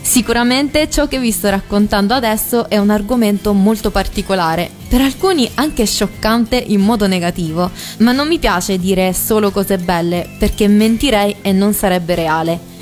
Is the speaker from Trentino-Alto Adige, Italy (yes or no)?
no; Rome, Lazio, Italy; first language Italian; Io sono nata in Italia, di preciso a Roma, e fino a 5 anni, escludendo qualche parola in giapponese, parlavo solo in italiano.